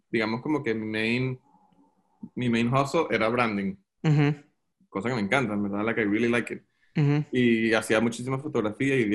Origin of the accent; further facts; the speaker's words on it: Venezuela; now in United States; yo cuando estaba en Venezuela, yo me mudé de Venezuela en el 2009 o 2010, hace bastante tiempo. Y cuando llegué a Estados Unidos